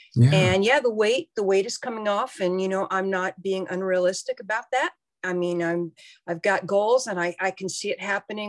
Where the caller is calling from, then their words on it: Herndon, Virginia, United States; I am in Herndon, Virginia, which is outside of DC, about 40 minutes.